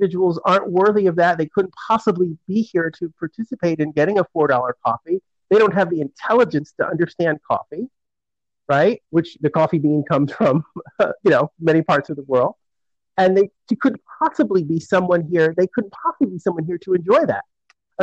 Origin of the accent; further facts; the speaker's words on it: Connecticut, United States; now in Philadelphia, United States; When I grew up in Connecticut, we didn't learn anything at all about black history